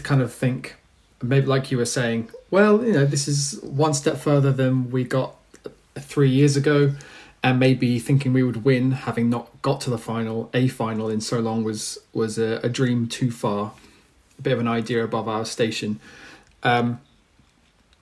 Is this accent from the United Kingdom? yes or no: yes; England, United Kingdom; as English football fans